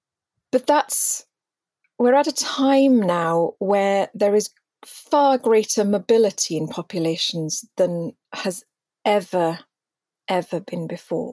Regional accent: Wales, United Kingdom; being Welsh, in the true sense of the word, yes, I'm Indigenous to Wales

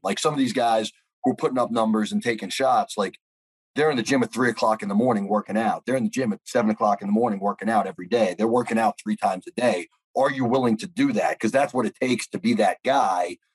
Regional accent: New York, United States; I'm from New York

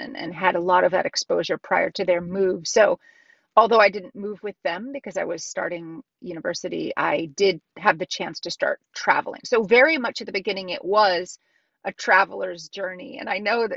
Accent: New York, United States; moved away as an adult; now in China; coming today from New York, which is my hometown, home state

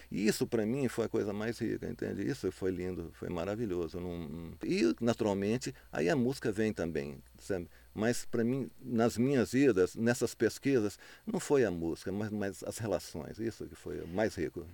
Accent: Montes Claros, Minas Gerais, Brazil; moved away as an adult; also born or lived in Belo Horizonte; eu saí de Montes Claros, saí com, de lá com 18 anos. Aí eu fui para Belo Horizonte.

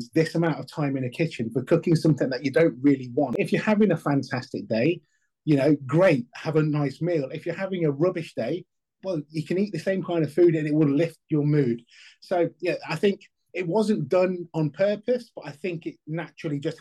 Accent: United Kingdom; I'm a British-born Chinese. My dad's from Hong Kong. My mum's from a place called Southampton here in England.

